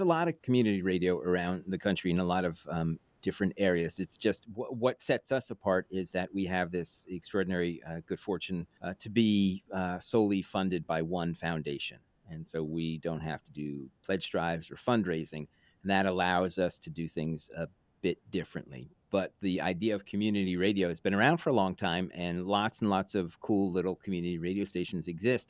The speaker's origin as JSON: {"language": "English", "town": "New York City", "region": "New York", "country": "United States", "tie": "born or raised there", "also_born_or_lived": "Woodstock, New York", "moved": "yes", "said": "growing up in New York City"}